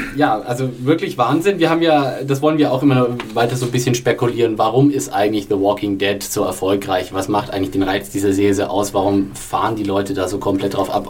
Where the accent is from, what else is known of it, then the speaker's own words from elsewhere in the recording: Franconia, Bavaria, Germany; als Franke